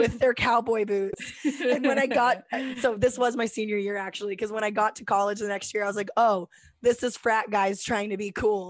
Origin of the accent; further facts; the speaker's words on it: Texas, United States; where are you from? And we were like, Texas